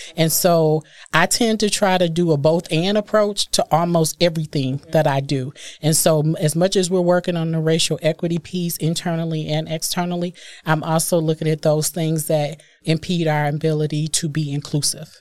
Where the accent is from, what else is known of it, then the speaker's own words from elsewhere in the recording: Milwaukee, Wisconsin, United States; I am born and raised in Milwaukee